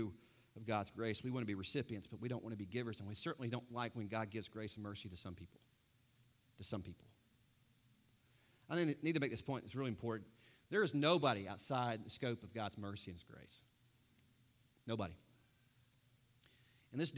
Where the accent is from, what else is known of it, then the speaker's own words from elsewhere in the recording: United States; I'm American